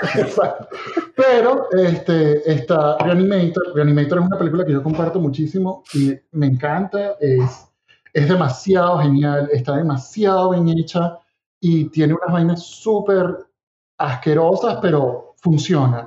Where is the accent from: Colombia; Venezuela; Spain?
Venezuela; moved away; nosotros venimos de Venezuela